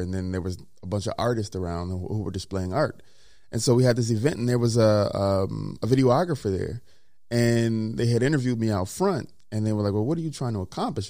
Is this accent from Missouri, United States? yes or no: no; Mississippi, United States; moved away; also born or lived in Minnesota; I'm a kid from Mississippi